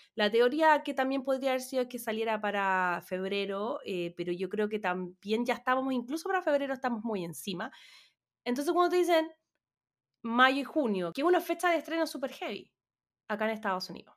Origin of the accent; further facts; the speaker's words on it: Chile; moved away as an adult; como chilena